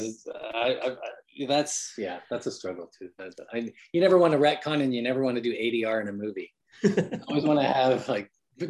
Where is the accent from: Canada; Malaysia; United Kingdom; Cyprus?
Canada; Vancouver, British Columbia; now in United States; I'm Canadian. I mean, I've been in America for 5 years, but in Canada, we have a really good library.